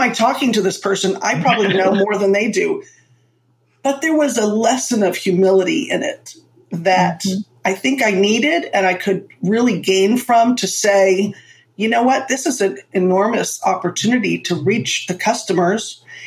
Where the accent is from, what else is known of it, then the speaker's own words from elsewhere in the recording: Florida, United States; also born or lived in Manhattan, New York City; I was born in Manhattan. So I got the best of both worlds and I was raised in Florida